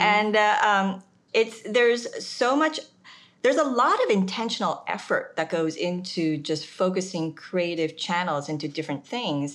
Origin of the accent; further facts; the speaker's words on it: United States; also born or lived in South Korea; I moved to the States when I was five